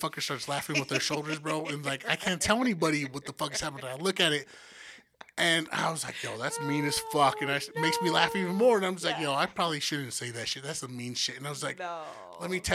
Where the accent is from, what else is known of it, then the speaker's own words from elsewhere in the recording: United States; I'm from America